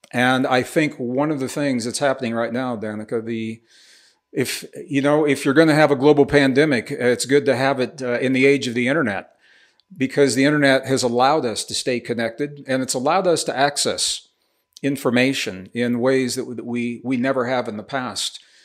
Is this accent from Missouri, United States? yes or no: yes; Missouri, United States; also born or lived in Taos, New Mexico; now in New Mexico, United States; I'm a Midwestern boy. I was born in, in Missouri